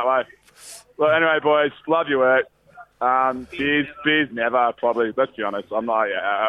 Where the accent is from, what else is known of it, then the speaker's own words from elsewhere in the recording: Penrith, New South Wales, Australia; I am from Penrith